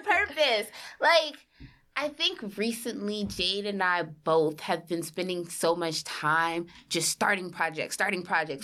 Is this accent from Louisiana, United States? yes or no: yes; New Orleans, Louisiana, United States; moved away as an adult; now in New York City, United States; I'm from New Orleans, moved to New York City for school